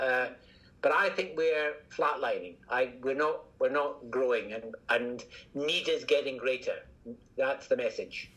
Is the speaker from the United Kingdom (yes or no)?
yes; Scotland, United Kingdom; accent: Scottish; From my accent, you can probably tell I'm Scottish